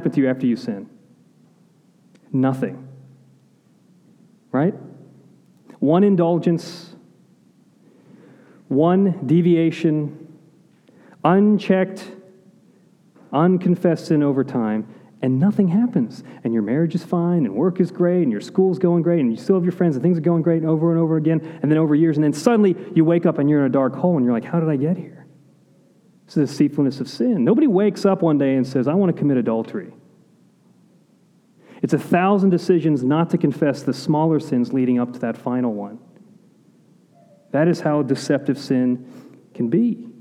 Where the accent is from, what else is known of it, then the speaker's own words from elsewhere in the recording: Pittsburgh, Pennsylvania, United States; now in Florida, United States; I'm from Pittsburgh.